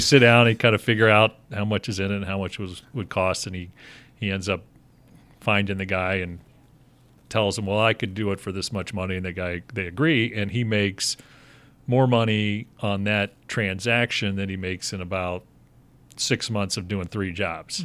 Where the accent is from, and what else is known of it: Cincinnati, Ohio, United States; born or raised there; also born or lived in Pittsburgh, Pennsylvania; now in Chicago, United States